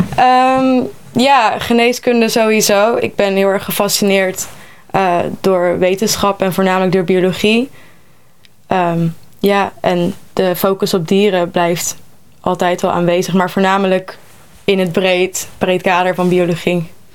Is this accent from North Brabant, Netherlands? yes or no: yes; North Brabant, Netherlands; moved away; Ik kom zelf uit Brabant